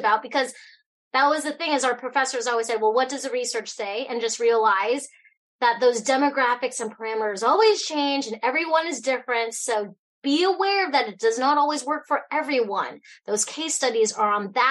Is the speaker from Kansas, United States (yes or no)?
no; Fairbanks, Alaska, United States; also born or lived in Hong Kong; I was born in Hong Kong, grew up here in Fairbanks, Alaska